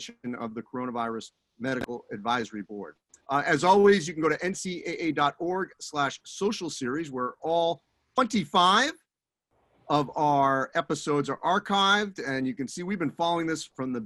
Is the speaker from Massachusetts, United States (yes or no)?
yes; Newton, Massachusetts, United States; I'm actually from Newton